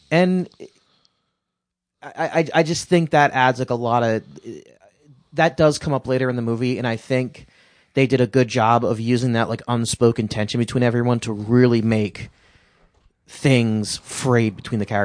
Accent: California, United States; accent: British; California, but for some reason, I have a British accent.

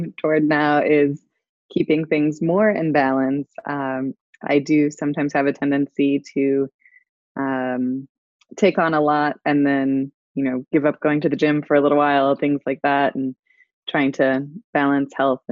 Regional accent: St. Louis, Missouri, United States; also born or lived in Illinois / Las Vegas; now in Virginia, United States; I'm originally from the Midwest, St. Louis specifically

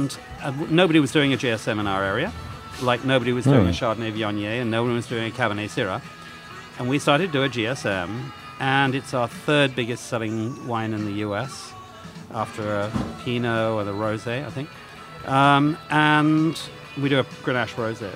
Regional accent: United Kingdom; moved away as an adult; also born or lived in Burgundy, France; I'm British

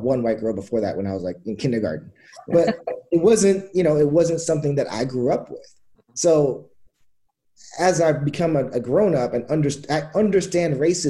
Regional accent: Gig Harbor, Washington, United States; born or raised there; also born or lived in Trinidad and Tobago

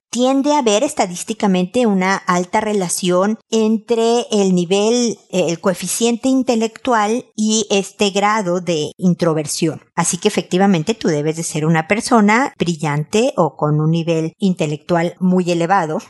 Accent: Mexico; moved away as an adult; now in Chile; Soy mexicana

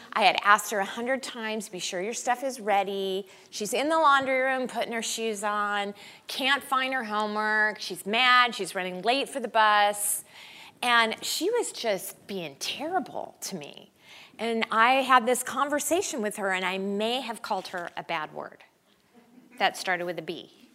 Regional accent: Denver, Colorado, United States; we're from Denver

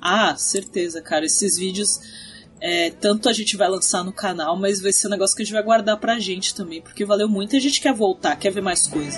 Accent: Brazil; a gente falava que era do Brasil

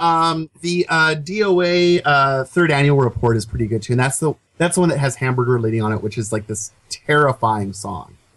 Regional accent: Seattle, Washington, United States; I'm from Seattle

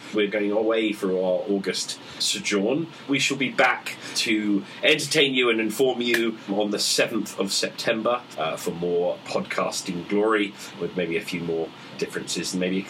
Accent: United Kingdom

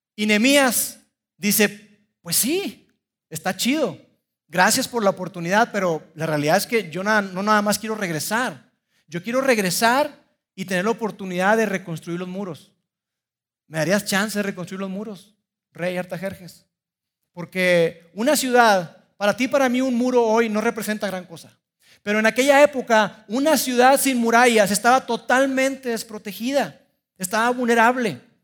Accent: Mexico; soy orgullosamente mexicano

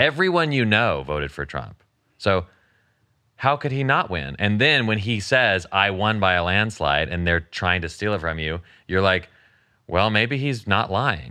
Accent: the South, United States; I was raised in the South and, in Christianity

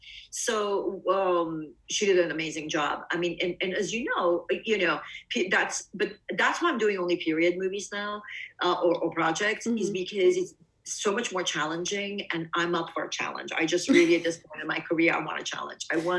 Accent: East Coast, United States; because I'm from the East Coast. We don't have that.

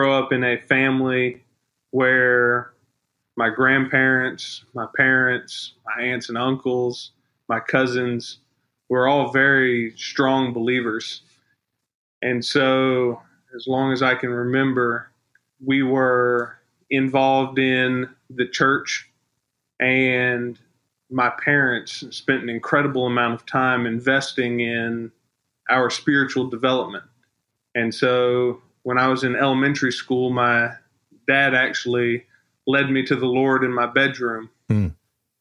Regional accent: South Carolina, United States; I grew up in the Bible Belt of South Carolina

